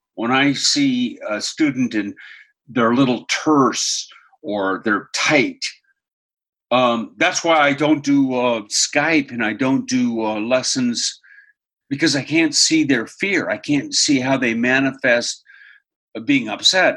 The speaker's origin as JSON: {"language": "English", "town": "Seattle", "region": "Washington", "country": "United States", "tie": "born or raised there", "also_born_or_lived": "Australia", "moved": "as an adult", "said": "I grew up in Seattle"}